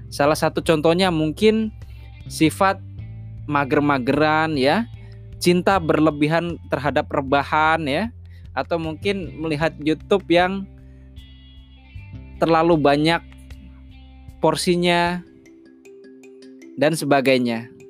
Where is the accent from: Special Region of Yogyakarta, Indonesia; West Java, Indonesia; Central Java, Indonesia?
Central Java, Indonesia; Jepara; born there; now in Jakarta, Indonesia; bercerita mengenai pembelajaran pengembangan diri yang berasal dari tempat kelahiran saya, yakni Jepara. Awal saya merantau ke Jakarta beberapa tahun lalu, kalau nggak salah di 2012 atau 2013